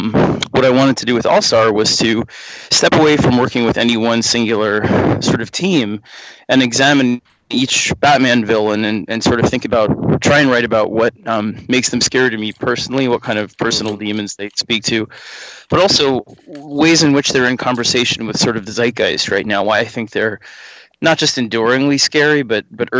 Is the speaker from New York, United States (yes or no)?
yes; New York, United States; I grew up in New York, in the city